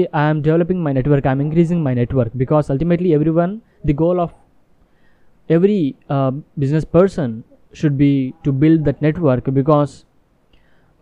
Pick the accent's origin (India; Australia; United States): India; English is a second language; I am from India but my business in US